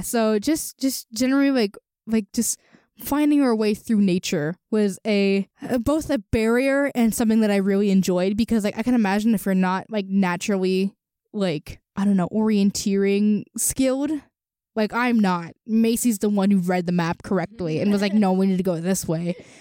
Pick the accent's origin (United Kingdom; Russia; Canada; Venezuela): Venezuela; now in State College, United States; I'm from Venezuela